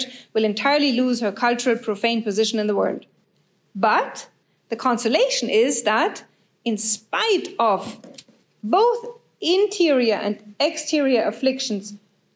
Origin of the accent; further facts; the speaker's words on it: Germany; I'm from Germany